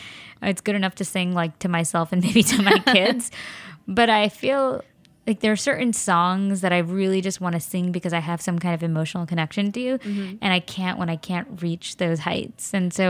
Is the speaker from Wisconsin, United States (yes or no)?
no; Flushing, New York, United States; Well, I live in Flushing now, and I grew up in Flushing.